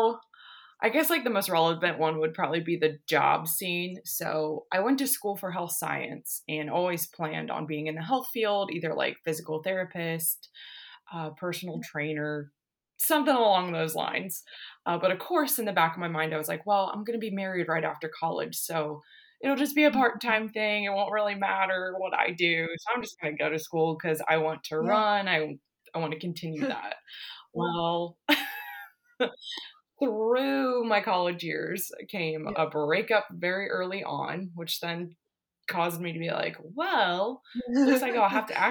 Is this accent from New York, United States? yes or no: no; Ohio, United States; I grew up in the Midwest, been in Ohio my whole life